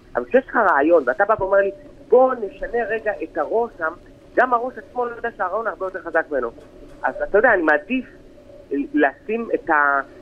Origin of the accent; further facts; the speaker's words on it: Tel Aviv, Tel Aviv District, Israel; moved away as an adult; also born or lived in Moshav Ben Shemen; now in Ben Shemen, Israel; אני נולדתי בתל אביב, חי בתל אביב, גדלתי בתל אביב